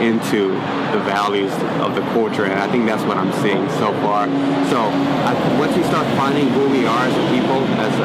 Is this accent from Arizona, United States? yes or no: no; San Antonio, Texas, United States; moved away as an adult; also born or lived in Minnesota; now in Austin, United States; I was in San Antonio, born and raised there.